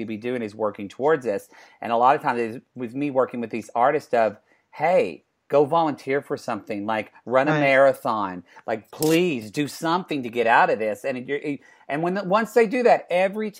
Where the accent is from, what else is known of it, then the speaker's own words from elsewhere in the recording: Southern Oklahoma and Texas, United States; I'm from Oklahoma and Texas, Southern Oklahoma and Texas